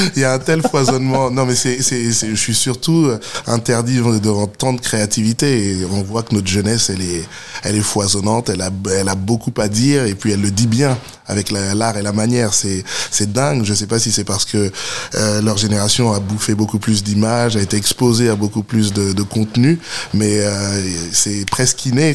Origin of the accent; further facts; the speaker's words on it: Stains, Île-de-France, France; j'ai grandi à Stein dans le 93, euh, juste à côté de Saint-Denis